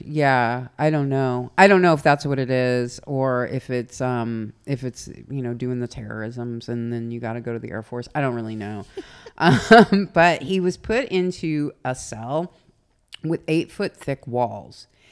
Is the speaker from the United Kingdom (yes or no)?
no; the South, United States; accent: southern; my southern accent